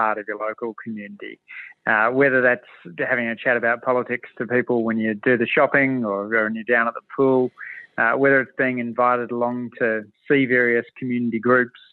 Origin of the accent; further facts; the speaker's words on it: Waterfall, New South Wales, Australia; I grew up in Waterfall in the south of Sydney